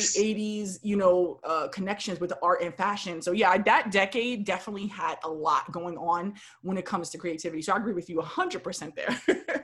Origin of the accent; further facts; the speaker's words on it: New York, United States; I was born and raised in New York